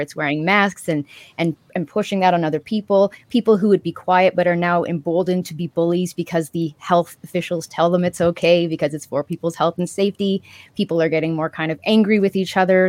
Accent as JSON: {"language": "English", "country": "Canada", "said": "as a Canadian"}